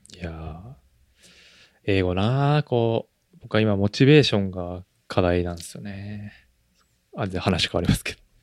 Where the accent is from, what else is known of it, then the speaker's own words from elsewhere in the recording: Japan; now in United States; 俺らは当然、日本人やから